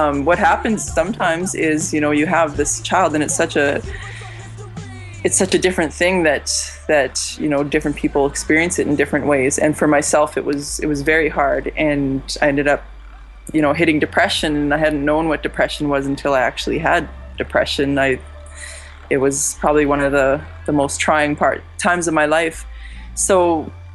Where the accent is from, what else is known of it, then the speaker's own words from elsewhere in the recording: Muskoday First Nation, Saskatchewan, Canada; now in Saskatoon, Canada; I'm from Muskoday First Nation out here in Plains Cree Territory, Treaty 6, what is now known as Saskatoon, is where I stay